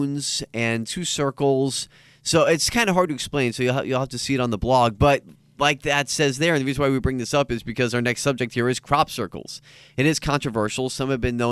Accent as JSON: {"language": "English", "country": "United States", "said": "I'm too American"}